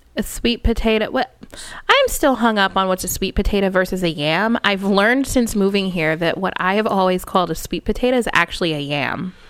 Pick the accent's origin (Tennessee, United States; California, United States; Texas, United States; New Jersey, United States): Texas, United States; growing up in Texas